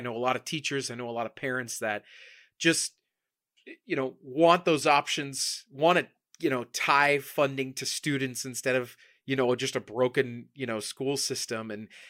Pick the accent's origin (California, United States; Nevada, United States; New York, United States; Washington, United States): Nevada, United States; Las Vegas; I'm born and raised in Vegas